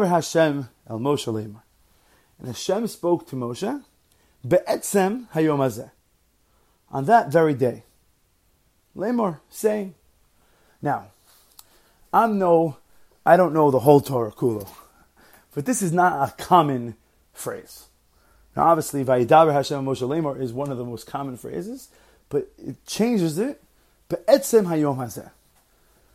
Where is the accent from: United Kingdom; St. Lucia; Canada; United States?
United States; New York; moved away as an adult; now in New Jersey, United States; I grew up in New York. I'm now living in New Jersey